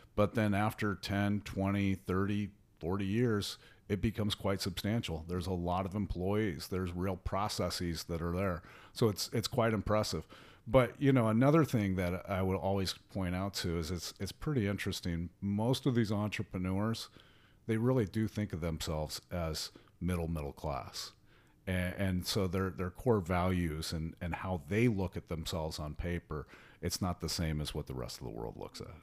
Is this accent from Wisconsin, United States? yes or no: no; small town near Denver, Colorado, United States; also born or lived in Columbus, Ohio; now in Miami, United States; I'm actually originally from, um, the Colorado area, actually a little small town in the mountains just outside of Denver